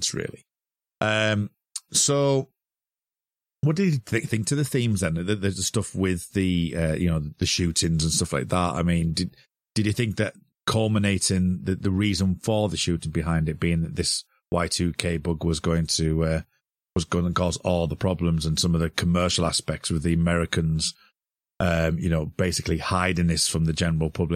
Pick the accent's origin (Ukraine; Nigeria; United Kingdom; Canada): United Kingdom; we're both British.